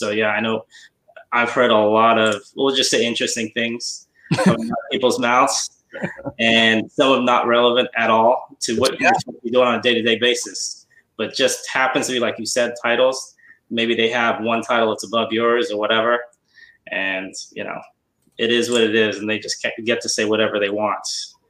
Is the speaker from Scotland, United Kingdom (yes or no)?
no; London, United Kingdom; moved away as an adult; now in Bay Area, United States; I moved from London to the Bay Area in 89.